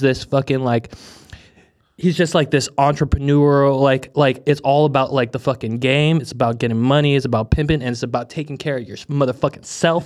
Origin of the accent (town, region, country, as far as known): United States; born or raised there; also born or lived in Hong Kong / Manila, Philippines